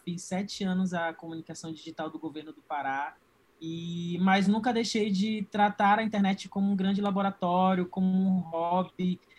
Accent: Marabá, Pará, Brazil; moved away as an adult; eu sou do interior do Pará, eu sou de Marabá

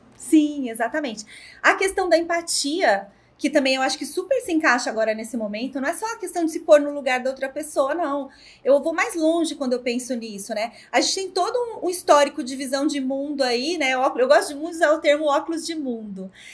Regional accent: Ribeirão Preto, São Paulo, Brazil; Sou aqui de Ribeirão Preto

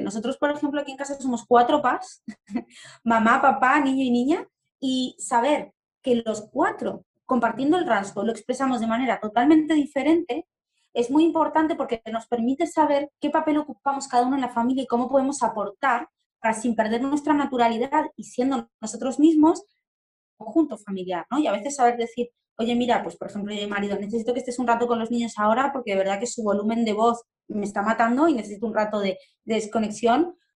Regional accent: Argentina; now in Spain; Soy argentina, vivo en España

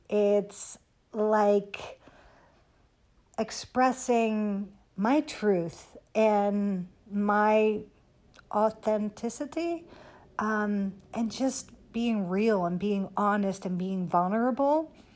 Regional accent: Netherlands; moved away as an adult; also born or lived in Amsterdam / Miami; now in United States; Growing up in Holland, I was dreaming of, um, living in America

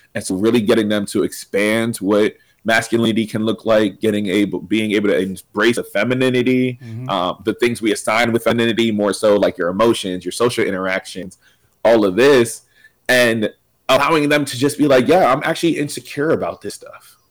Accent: Reading, Pennsylvania, United States; moved away; also born or lived in Philadelphia; I'm originally from Reading, PA

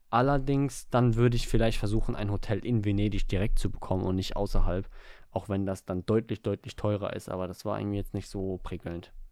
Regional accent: Germany; Weil wir in Deutschland so, sind, wir äh. sind Almans.

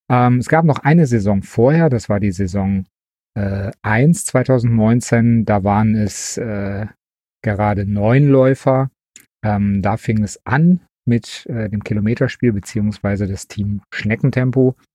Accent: Wesel, North Rhine-Westphalia, Germany; now in Leverkusen, Germany; Ich bin geboren in Wesel, wohne aber mittlerweile in Leverkusen

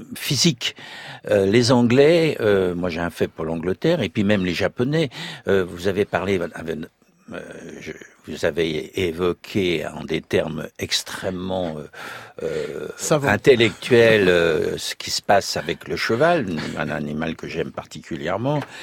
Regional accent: Annonay, Auvergne-Rhône-Alpes, France; je suis originaire de la région d'Anone

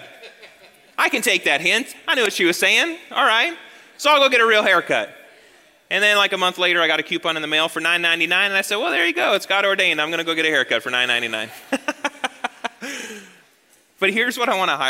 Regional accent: United States; moved away as an adult; We were raised in the American church.

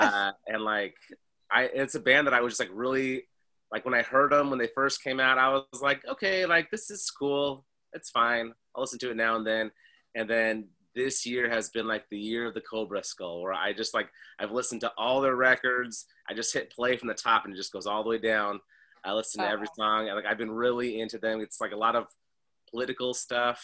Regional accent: San Diego, California, United States; San Diego where I grew up in California

